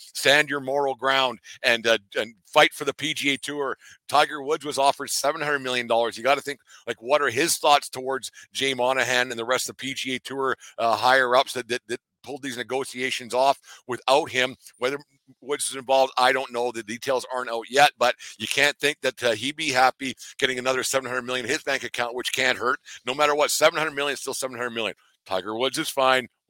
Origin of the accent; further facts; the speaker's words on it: Canada; I'm just a Canadian guy down in my basement